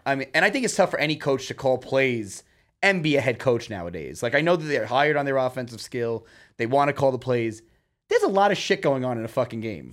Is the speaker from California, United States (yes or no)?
no; New York City, New York, United States; I'm from New York City